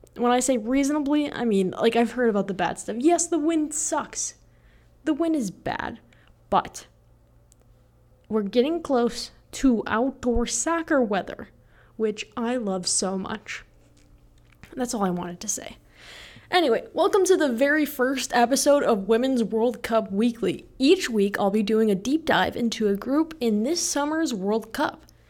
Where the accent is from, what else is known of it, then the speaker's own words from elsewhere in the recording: Naperville, Illinois, United States; now in Lincoln, United States; I'm from Naperville, Illinois